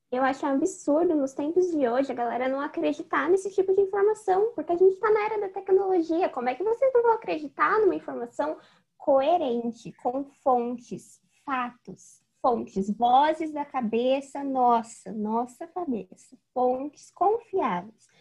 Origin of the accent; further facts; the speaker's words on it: Jundiaí, São Paulo, Brazil; eu tenho 19 anos, sou de Jundiaí